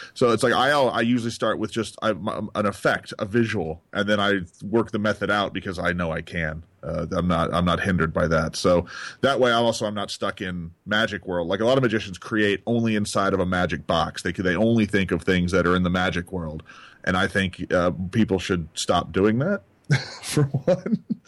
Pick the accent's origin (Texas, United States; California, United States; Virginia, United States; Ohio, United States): Texas, United States; moved away; I grew up in Texas